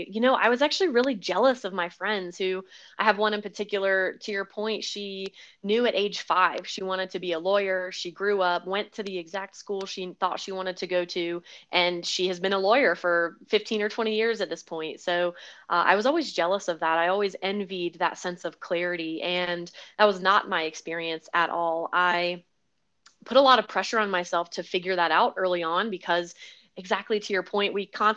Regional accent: the Carolinas, United States; also born or lived in Hawaii / California / Florida; now in Colorado, United States; So primarily, I would say I grew up in the South, the Southeast, in the Carolinas, but I was born in Hawaii, lived in California, Florida, all over the place, and only moved out to Colorado a little over 2 years ago.

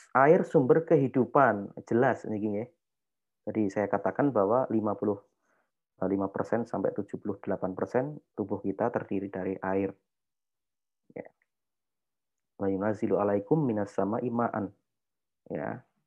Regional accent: Yogyakarta, Special Region of Yogyakarta, Indonesia; saya orang Jawa nggih, maksudnya saya orang Jogja.

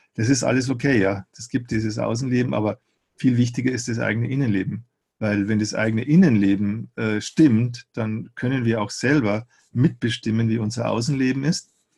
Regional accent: Eichstätt, Bavaria, Germany; bei uns in Eichstätt, wo ich aufgewachsen bin

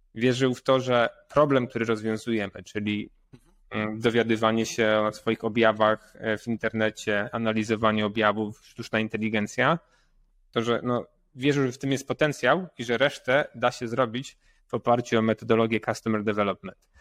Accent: Poland; jestem pur entrepreneur z Polska

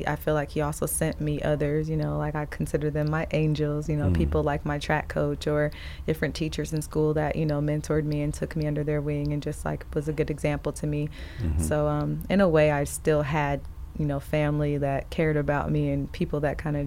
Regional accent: Indianapolis, Indiana, United States; moved away as an adult; also born or lived in Elkhart, Indiana / Florida; Indianapolis is where I grew up. And well, I'm originally from Elkhart, Indiana, but Indianapolis is where I pretty much spent most of my childhood.

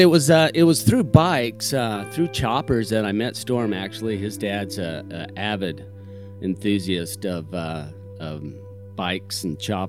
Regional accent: Idaho, United States; also born or lived in Salt Lake City, Utah / Los Angeles, California; I grew up in Idaho, born in SLC, Utah, but spent most of my life in Idaho

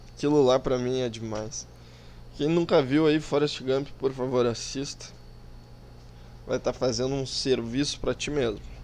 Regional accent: South Region, Brazil; accent: southern (sotaque do sul); Eu falo um pouco com sotaque do sul

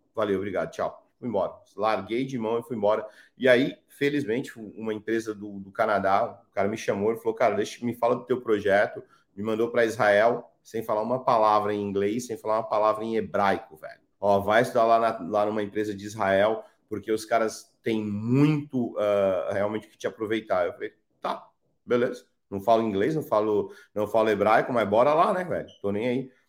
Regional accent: São Paulo, Brazil; born or raised there; also born or lived in Ceará

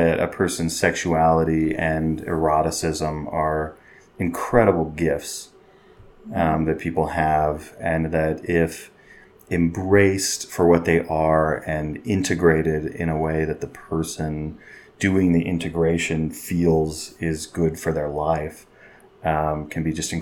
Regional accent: Oklahoma, United States; moved away as an adult; also born or lived in California / Houston, Texas / Central America; now in Utah, United States; a medium-sized town in Oklahoma, where I lived most of my childhood and adolescence

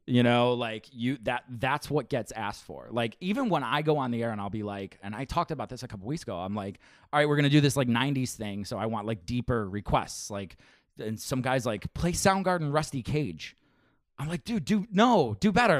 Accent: Buffalo, New York, United States; I grew up, I grew up on the Seneca side

